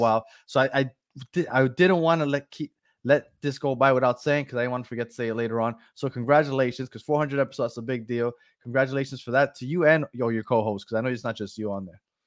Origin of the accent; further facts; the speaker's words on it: New York City, New York, United States; now in Miami, United States; I'm originally from New York. I'm from Brooklyn.